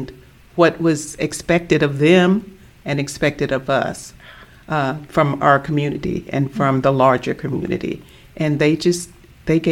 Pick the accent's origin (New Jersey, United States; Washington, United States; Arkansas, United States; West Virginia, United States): Arkansas, United States; Southeast; growing up in Southeast Arkansas